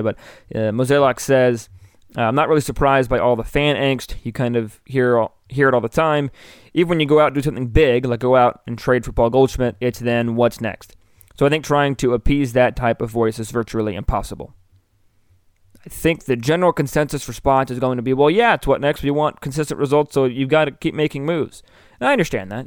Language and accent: English; Bloomington, Illinois, United States; moved away as an adult; now in Columbia, Missouri, United States; I grew up in Bloomington, Illinois.